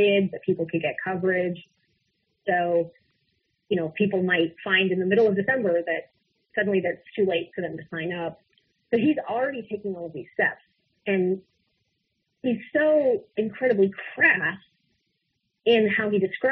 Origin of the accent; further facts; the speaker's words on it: Utah, United States; I think I'm from Utah, so I think even my own Senator Orrin Hatch